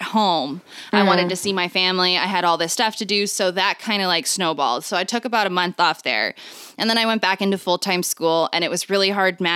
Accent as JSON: {"language": "English", "country": "Canada", "said": "I'm Canadian"}